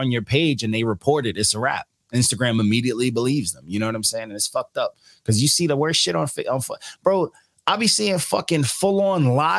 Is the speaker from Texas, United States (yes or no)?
no; Elmont, New York, United States; I'm from in Long Island. I'm from Elmont. Elmont's attached to Queens, but it's not Queens.